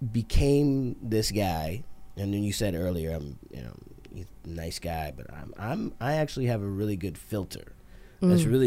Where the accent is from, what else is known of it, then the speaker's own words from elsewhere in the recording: Montreal, Quebec, Canada; born there; I didn't. I was born in Montreal.